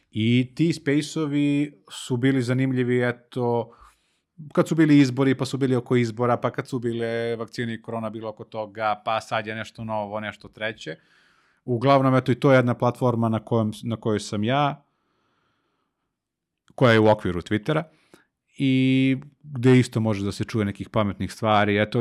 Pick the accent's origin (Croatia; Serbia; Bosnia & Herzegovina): Serbia; Kragujevac, Šumadija; Jer sam iz, jer sam iz Kragujevca.